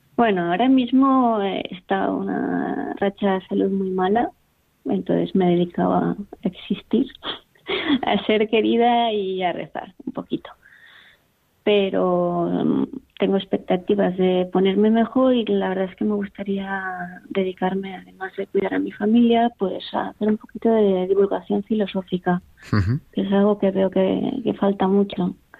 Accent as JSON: {"language": "Spanish", "town": "Valencia", "region": "Valencian Community", "country": "Spain", "moved": "yes", "lives_now": "Pamplona, Spain", "said": "soy original de Valencia, pero en realidad nací aquí"}